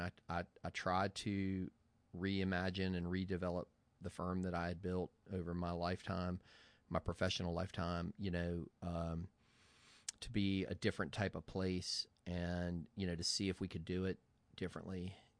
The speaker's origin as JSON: {"language": "English", "town": "Charlottesville", "region": "Virginia", "country": "United States", "tie": "born there", "said": "I was born in Charlottesville, Virginia, and I decided to move up here"}